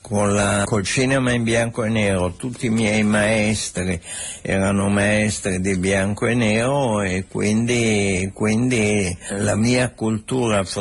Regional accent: Santa Margherita Ligure, Liguria, Italy; born there; Margherita però, però, fotograficamente sono

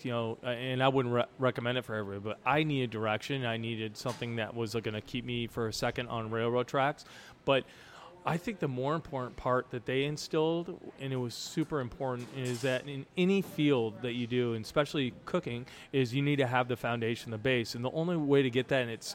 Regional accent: Santa Fe, New Mexico, United States; moved away as an adult; now in St. Louis, United States; I grew up in Santa Fe, New Mexico, and our family had a restaurant there

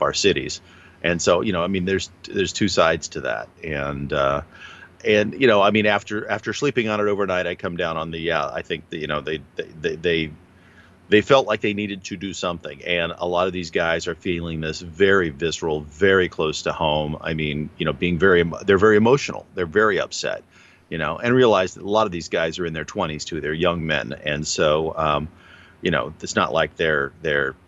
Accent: New Mexico, United States; I grew up in New Mexico

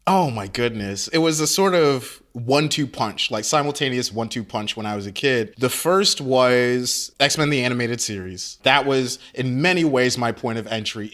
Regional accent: Nigeria; I'm Nigerian.

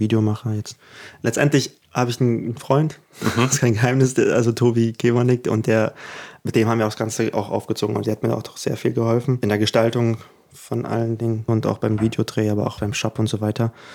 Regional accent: Germany; first language German; also born or lived in Ukraine; Und da ja Deutsch auch meine Muttersprache geworden ist, weil ich ja doch die meiste Kindheit hier verbracht habe

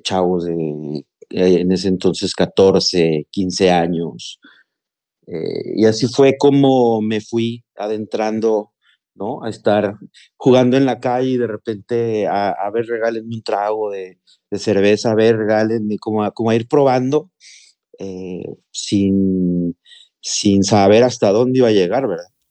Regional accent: Mexico City, Mexico; moved away as an adult; now in Monterrey, Mexico; yo soy originario de la Ciudad de México, pero actualmente tengo viviendo cuatro años en la ciudad de Nuevo León. en el municipio de Monterrey

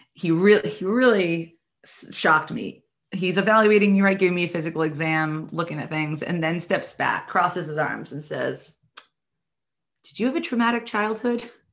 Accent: New York City, New York, United States; I'm from the New York City area

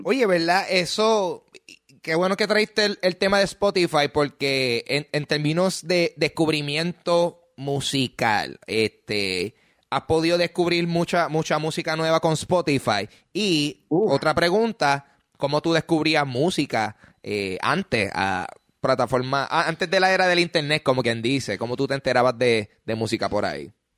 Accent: Puerto Rico; yo siento que soy súper puertorriqueño

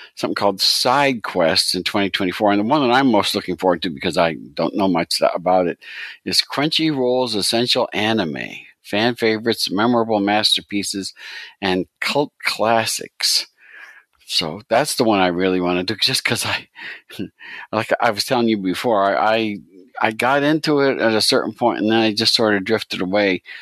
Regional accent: United States; I'm, I'm too American

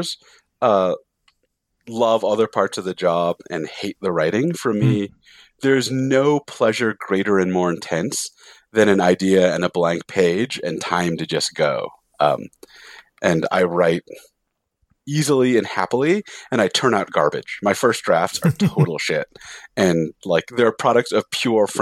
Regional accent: San Jose, California, United States; now in Salt Lake City, United States; I grew up in San Jose

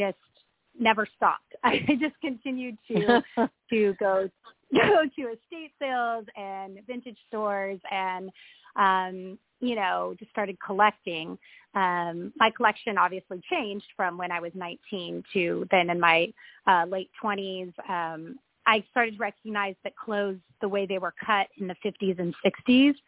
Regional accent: Palm Springs, California, United States; I was born and raised in Palm Springs

